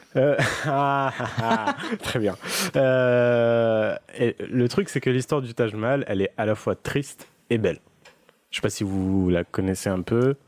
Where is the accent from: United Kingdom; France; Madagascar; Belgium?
France; southern France; accent: southern; j'ai un accent euh, du sud